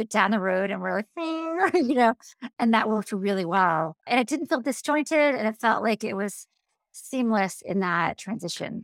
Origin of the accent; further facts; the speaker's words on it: Maine, United States; I'm from Maine